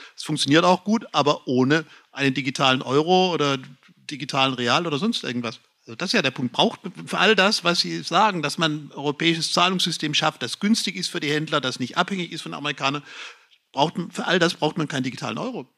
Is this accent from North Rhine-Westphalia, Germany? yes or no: no; Lower Franconia, Bavaria, Germany; bei uns in Unterfranken